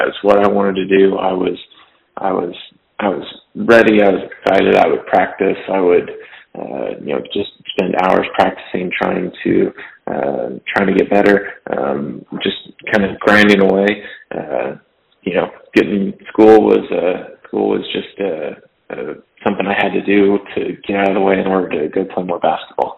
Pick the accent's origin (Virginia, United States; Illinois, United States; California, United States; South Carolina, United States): California, United States; Fresno; I was from Fresno, California. So farm town, about 400,000 people.